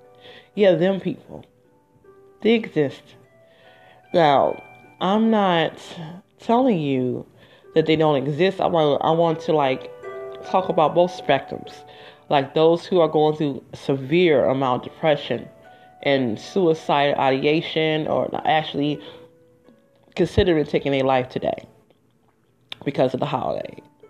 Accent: Detroit, Michigan, United States; I'm from the D. I'm from Detroit originally

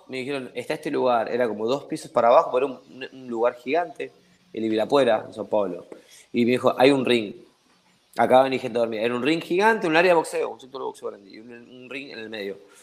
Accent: Argentina; accent: Argentine; moved away as an adult; now in Ecuador; yo soy de Argentina

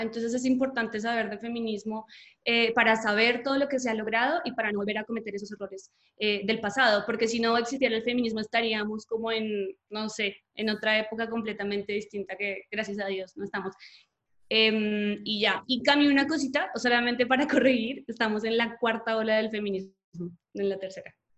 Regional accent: Colombia; moved away as an adult; now in Mexico; soy colombiana, pero vivo en México hace unos tres años un poquito más.

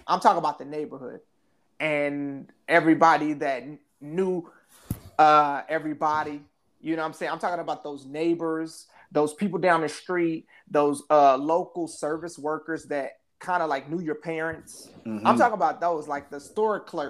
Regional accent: Midwest, United States; living in the Midwest and growing up in the Midwest, it was very close knit

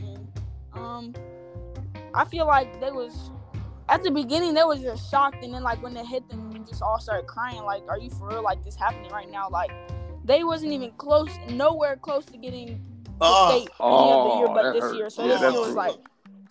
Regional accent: Kansas City, Missouri, United States; I'm from Kansas City, Missouri.

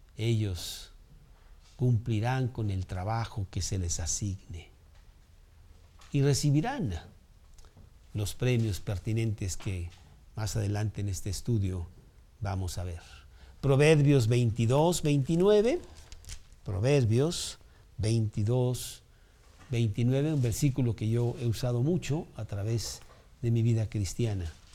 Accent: Mexico; aquí en México

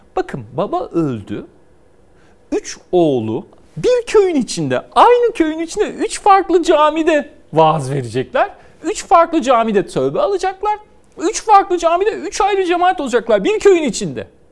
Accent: Istanbul, Turkey; Ben İstanbul'da muhafazakarların yaşadığı bir mahallede büyüdüm.

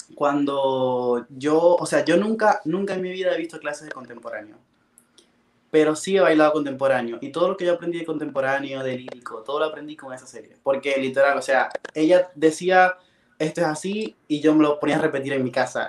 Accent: Maracaibo, Zulia, Venezuela; moved away as an adult; yo soy de Maracaibo, que es una ciudad lejos de la capital

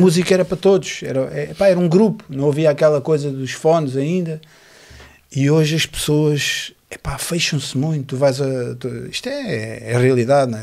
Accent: Lisbon, Portugal; eu nasci na, em Lisboa, na maternidade de Alfredo Costa

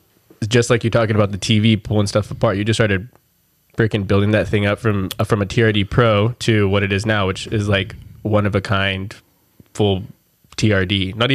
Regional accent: Seal Beach, California, United States; I grew up in Seal Beach

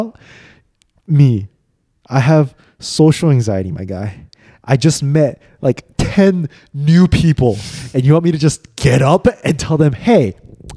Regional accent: United States; I was still born and raised here

